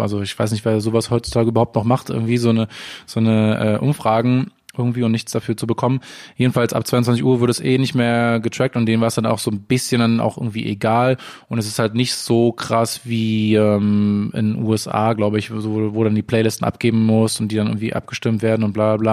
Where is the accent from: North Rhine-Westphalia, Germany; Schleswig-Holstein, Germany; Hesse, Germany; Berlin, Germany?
Berlin, Germany; also born or lived in Amsterdam; ich bin in Berlin geboren, in der Stadt und auch in der Stadt aufgewachsen.